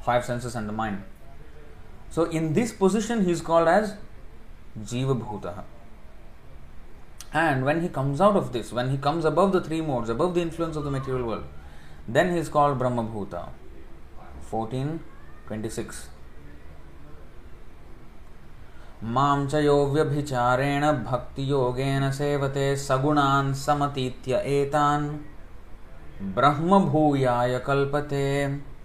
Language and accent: English; India; moved away; I came from India